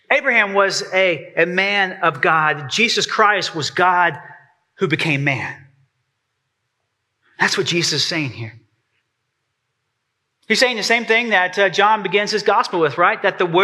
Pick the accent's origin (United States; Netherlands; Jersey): United States; Texas; now in East Tennessee, United States; I have to say that right. I'm so East Tennessee now. Rowboat, like a rowboat. I'm from Texas.